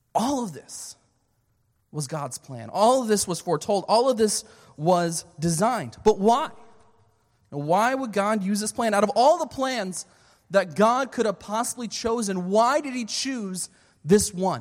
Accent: Philadelphia, Pennsylvania, United States; moved away as an adult; also born or lived in Canada / Pensacola, Florida; I was born and raised in, uh, Philadelphia, Pennsylvania

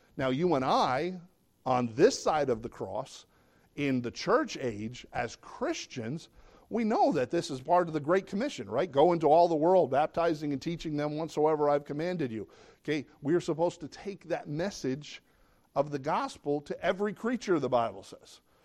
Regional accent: United States

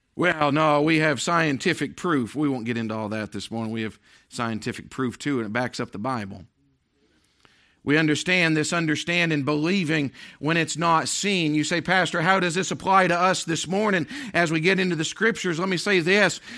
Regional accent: Maine, United States; moved away; also born or lived in Tennessee / Pennsylvania; I was born and raised in Maine.

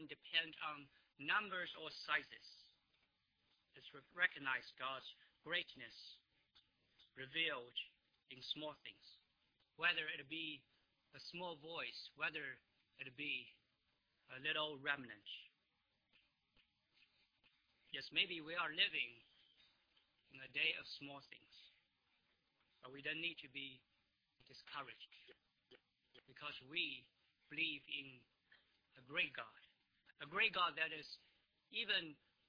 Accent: China; now in United States; I come from China, but I became a Christian here in the United States

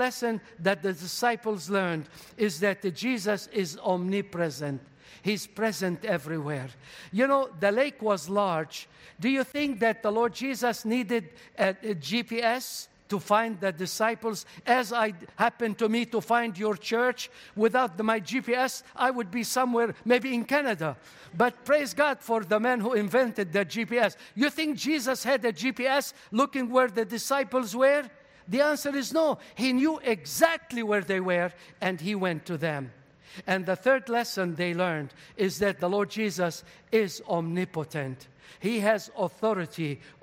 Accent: Beirut, Beirut Governorate, Lebanon; English is a second language; moved away; I was born in Lebanon

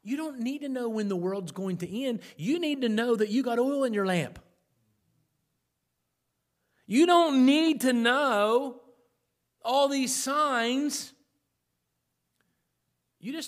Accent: South Point, Ohio, United States; That's my hometown, South Point

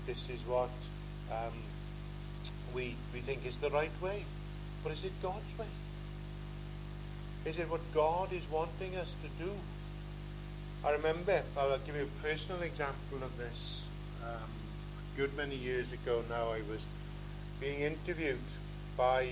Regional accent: Pembrokeshire, Wales, United Kingdom; I come from Pembrokeshire, and just outside the town of Pembroke

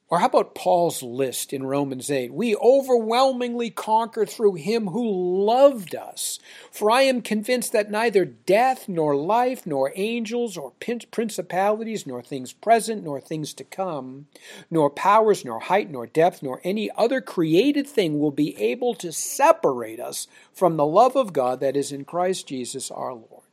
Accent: United States; we Americans

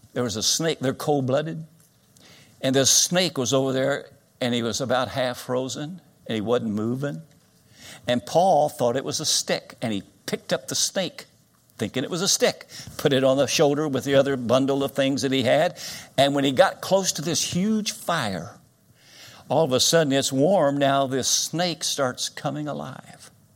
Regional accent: Winchester, Kentucky, United States; Winchester, Kentucky, my hometown, I was born in this town.

